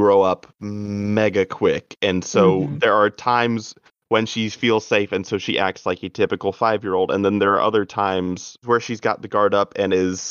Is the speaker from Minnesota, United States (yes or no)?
no; North Carolina, United States; I'm from North Kakalaki